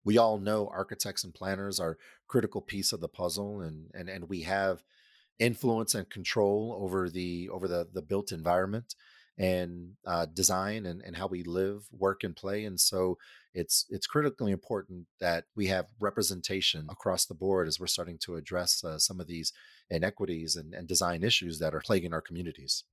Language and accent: English; Denver, Colorado, United States; was born and raised in Denver, Colorado